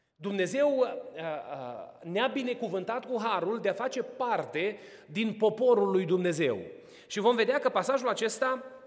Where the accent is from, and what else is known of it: Romania; now in Atlanta, United States